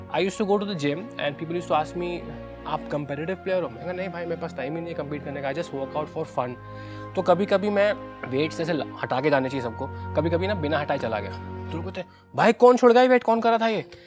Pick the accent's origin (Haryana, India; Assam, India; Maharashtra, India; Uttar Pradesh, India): Uttar Pradesh, India; Kanpur; मैं कानपुर में पला बढ़ा हूँ